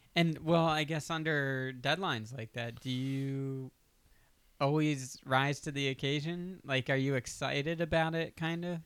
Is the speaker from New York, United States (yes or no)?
no; Delaware, United States; also born or lived in Pennsylvania; now in Los Angeles, United States; I'm from Delaware.